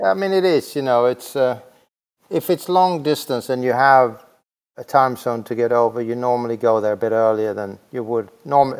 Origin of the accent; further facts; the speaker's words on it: Växjö, Kronoberg County, Sweden; in a very small town in Sweden called Vaxjö, V A X J